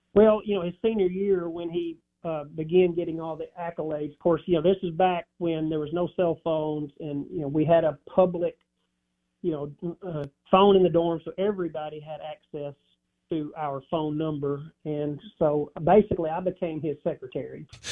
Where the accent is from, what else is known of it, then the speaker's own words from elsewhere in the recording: Dyersburg, Tennessee, United States; also born or lived in Starkville, Mississippi; Dyersburg, Tennessee